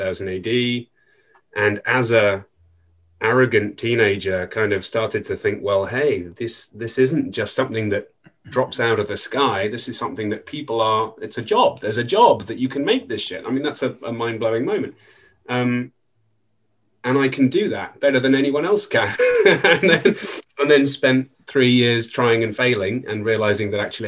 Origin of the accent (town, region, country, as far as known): United Kingdom